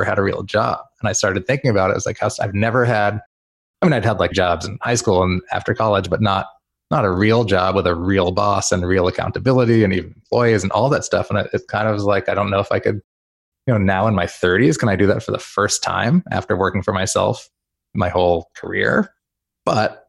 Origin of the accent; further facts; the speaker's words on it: New York, United States; moved away; also born or lived in Seattle, United States; I was born in New York